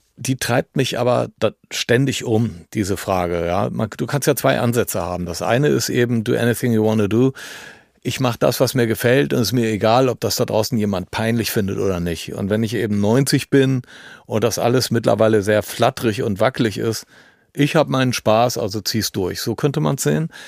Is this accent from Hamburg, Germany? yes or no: no; Düsseldorf, North Rhine-Westphalia, Germany; bei uns in Düsseldorf